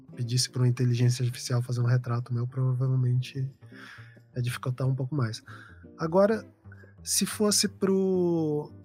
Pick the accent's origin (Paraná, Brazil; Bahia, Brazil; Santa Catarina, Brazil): Paraná, Brazil; also born or lived in São Paulo; é minha família daqui